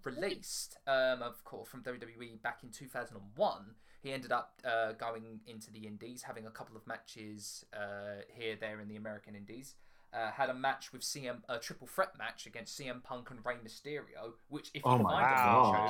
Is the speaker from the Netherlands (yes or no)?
no; United Kingdom